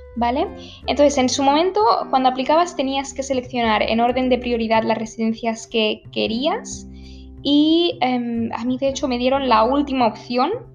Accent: Barcelona, Catalonia, Spain; also born or lived in Münster; iba a hacer un intercambio en Barcelona, ¿vale? Que es de donde yo soy, de donde, donde yo vivía

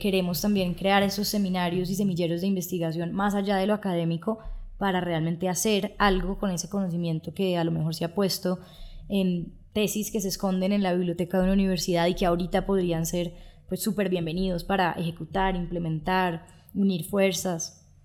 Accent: Colombia

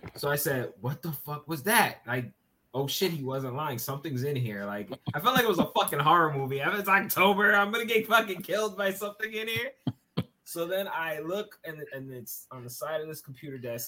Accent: New York City, New York, United States; I am from Brooklyn

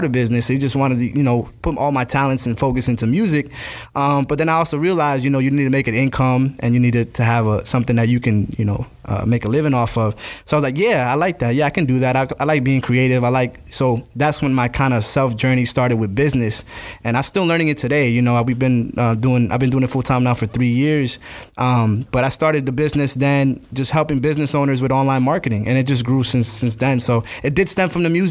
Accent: St. Augustine, Florida, United States; also born or lived in New Jersey / Gainesville, Florida; now in Jacksonville, United States; I was raised in St. Augustine because I was, I think, around 10 years old when I actually came down.

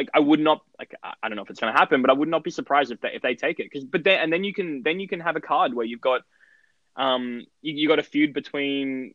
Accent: Australia; accent: Australian; someone who has an Australian accent

